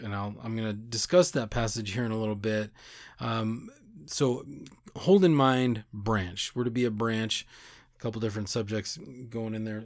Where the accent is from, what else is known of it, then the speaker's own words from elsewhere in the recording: United States; our country was founded by Christians